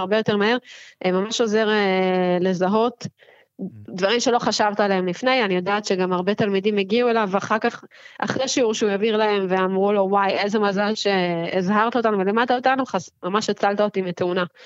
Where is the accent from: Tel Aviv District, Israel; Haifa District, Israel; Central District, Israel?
Tel Aviv District, Israel; Herzliya; ובעיר שאני אוהבת, שגדלתי בה